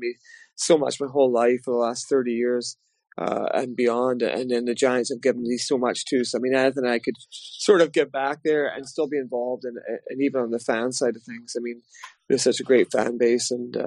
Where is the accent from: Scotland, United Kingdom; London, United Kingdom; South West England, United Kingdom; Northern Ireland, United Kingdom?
Scotland, United Kingdom; Glasgow; also born or lived in Paisley; now in Belfast, United Kingdom; when I was a kid growing up in Glasgow and Paisley